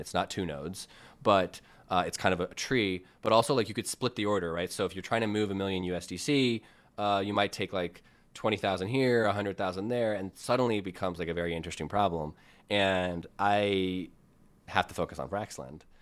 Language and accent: English; United States; I'm American